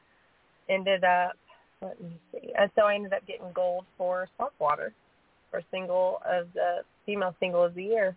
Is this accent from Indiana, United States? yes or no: yes; Montgomery County, Indiana, United States; now in Savannah, United States; the name of my hometown paper